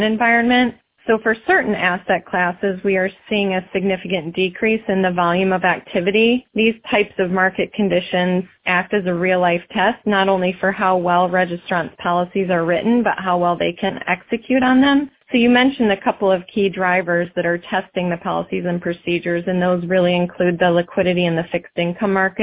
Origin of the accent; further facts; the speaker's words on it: Michigan, United States; moved away as an adult; now in Columbus, United States; I've lived in Columbus now 21 years, but grew up in Michigan.